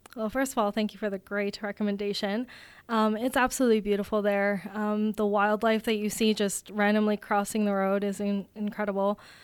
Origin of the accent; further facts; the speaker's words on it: Riverview, New Brunswick, Canada; now in Kitchener, Canada; I'm originally from Riverview, New Brunswick, but I'm currently living in Kitchener, Ontario